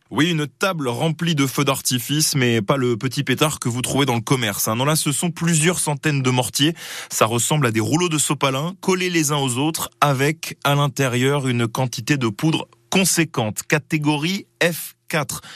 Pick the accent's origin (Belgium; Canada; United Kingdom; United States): Belgium; now in Saint-Pryvé-Saint-Mesmin, France; Je suis né en Belgique